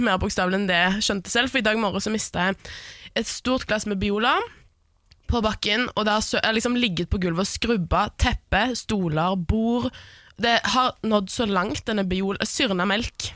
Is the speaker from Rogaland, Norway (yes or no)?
yes; Stavanger, Rogaland, Norway; born or raised there; now in Oslo, Norway